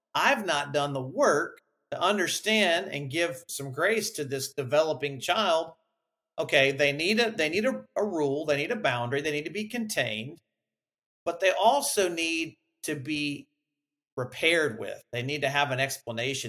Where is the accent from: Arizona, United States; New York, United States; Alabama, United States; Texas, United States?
Alabama, United States; Huntsville; I grew up in Huntsville, Alabama, near the Space and Rocket Center.